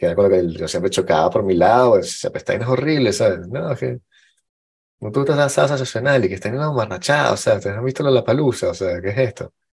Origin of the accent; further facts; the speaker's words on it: Venezuela; yo soy venezolano y blanco y hombre